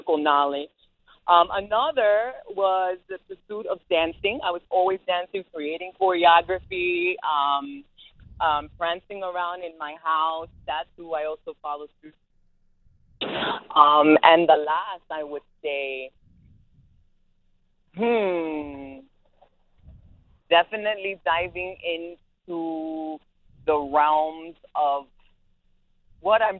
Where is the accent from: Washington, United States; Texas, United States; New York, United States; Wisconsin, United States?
New York, United States; New York City; I grew up in Bed-Stuy